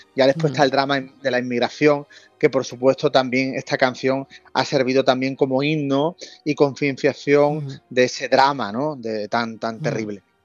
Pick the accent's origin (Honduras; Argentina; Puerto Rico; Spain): Spain; the Atlantic, Andalusia; yo nací en el Atlántico